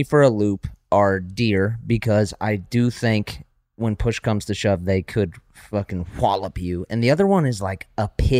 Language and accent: English; California, United States; I'm speaking as a Californian